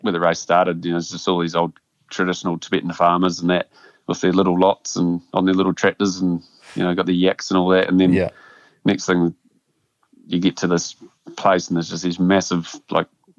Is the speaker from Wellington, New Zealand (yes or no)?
no; Amberley, Canterbury, New Zealand; I grew up in Ambley, which is just a small rural town